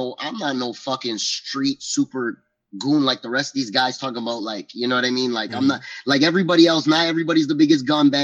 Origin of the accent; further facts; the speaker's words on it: Toronto, Ontario, Canada; I'm from Toronto, baby. We get fucking busy out here